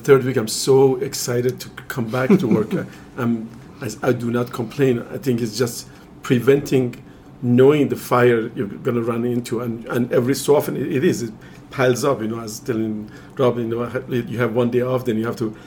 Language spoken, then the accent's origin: English; Iran; moved away as an adult; I'm originally from Iran